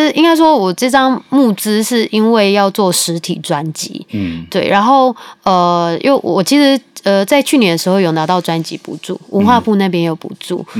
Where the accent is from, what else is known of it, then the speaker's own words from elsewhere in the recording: Taichung, Taiwan; 我是台中人，可是我环岛四次